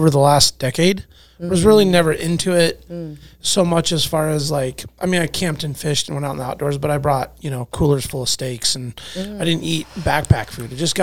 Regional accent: Alaska, United States; born and raised in Alaska

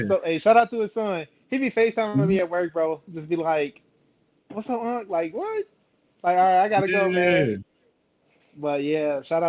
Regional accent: Chicago, Illinois, United States; I'm from Chicago, born and raised, man. I'm out in the burbs

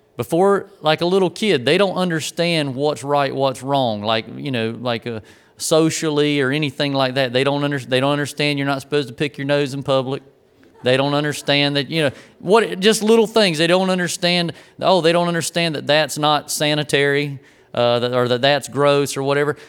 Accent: Grays Creek, North Carolina, United States; growing up in Grays Creek

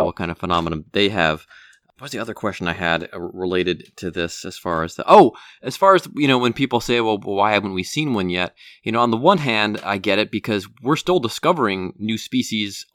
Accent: Northeast Ohio, United States; growing up in Northeast Ohio

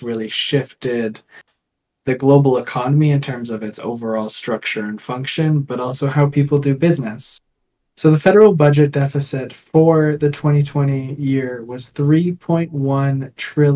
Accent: Canada; we're Canadian. We're just the little neighbor up north.

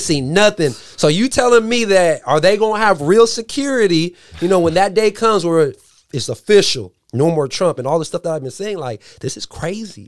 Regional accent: San Diego, California, United States; now in Dixon, United States; I live in Dixon, so, you know, I'm from San Diego

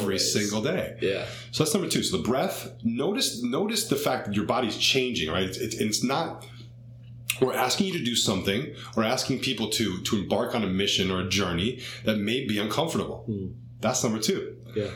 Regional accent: Cleveland, Ohio, United States; growing up in Cleveland, Ohio

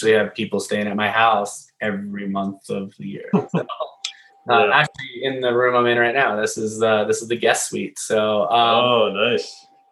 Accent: Nova Scotia, Canada; I'm from Nova Scotia

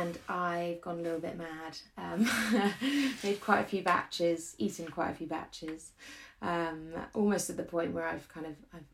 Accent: London, United Kingdom; moved away as an adult; now in Frome, United Kingdom; my whole life I grew up in London

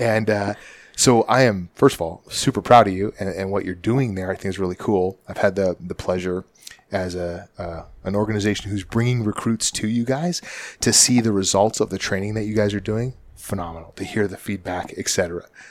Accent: Canada; moved away; growing up in Canada

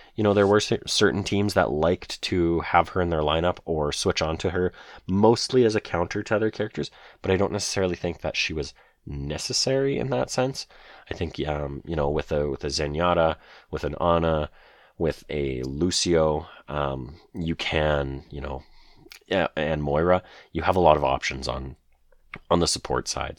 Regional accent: Canada; I'm a Canadian boy

